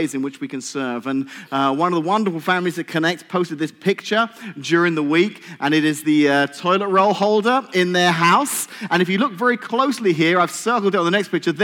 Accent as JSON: {"language": "English", "region": "England", "country": "United Kingdom", "moved": "yes", "lives_now": "United States", "said": "I'm English."}